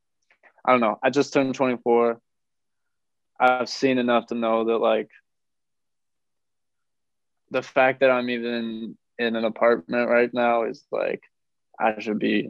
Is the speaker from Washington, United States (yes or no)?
yes; Washington, United States; I come from Washington State